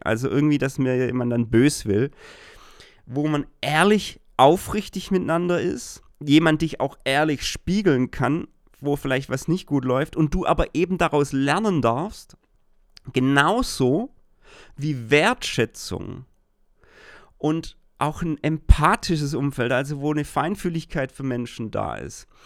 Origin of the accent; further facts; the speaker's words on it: Germany; ich als Deutscher